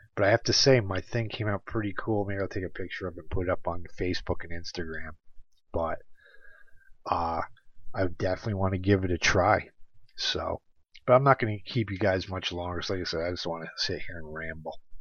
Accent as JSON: {"language": "English", "region": "New York", "country": "United States", "tie": "born or raised there", "said": "my home state of New York"}